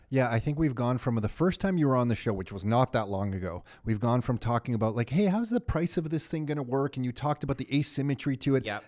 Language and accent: English; Canada; as a Canadian kid